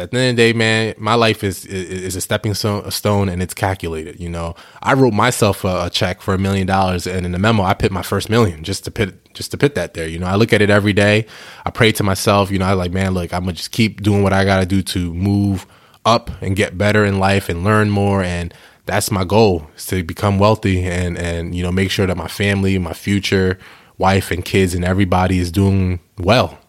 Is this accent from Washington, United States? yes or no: no; New York, United States; moved away as an adult; also born or lived in New Jersey / Delaware; I'm originally from New York, Bronx, New York.